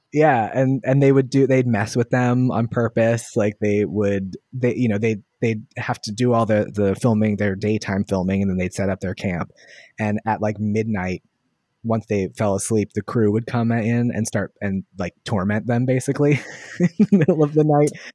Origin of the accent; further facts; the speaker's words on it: Waldorf, Maryland, United States; I grew up in Waldorf, Maryland